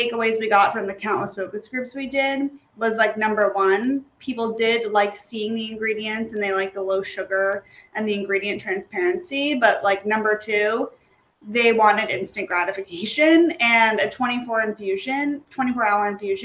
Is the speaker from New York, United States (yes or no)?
yes; New York, United States; I'm from New York